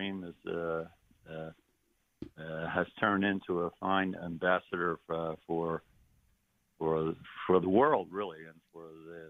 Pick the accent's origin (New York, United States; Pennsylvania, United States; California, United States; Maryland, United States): Pennsylvania, United States; Philadelphia; especially winning the championship in my hometown of Philadelphia.